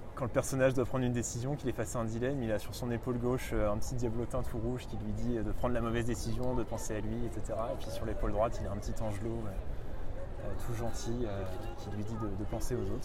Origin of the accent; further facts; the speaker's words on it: Reims, Grand Est, France; je viens de, je de Reims, d'une famille normale